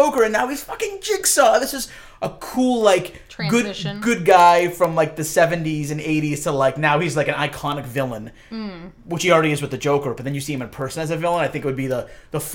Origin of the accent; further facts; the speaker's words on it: United States; most of us Americans